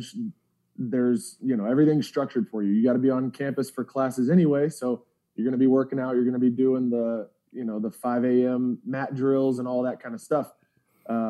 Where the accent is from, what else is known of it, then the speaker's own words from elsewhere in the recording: Alpharetta, Georgia, United States; I grew up in Alpharetta, about an hour north of Atlanta